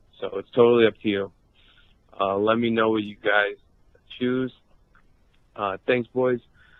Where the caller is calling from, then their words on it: Indiana, United States; And I'm from Indiana.